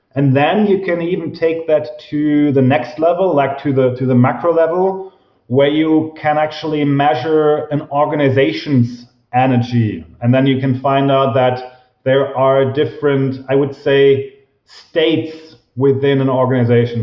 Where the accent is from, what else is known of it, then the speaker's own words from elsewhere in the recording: Germany; I'm from Germany, obviously